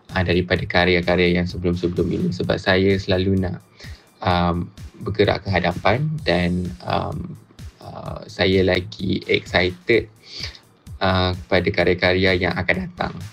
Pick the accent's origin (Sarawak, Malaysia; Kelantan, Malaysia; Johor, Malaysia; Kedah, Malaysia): Kedah, Malaysia; born there; now in Kuala Lumpur, Malaysia; based di Kuala Lumpur, full time artist uh, dan saya lahir, saya dilahirkan di Kedah.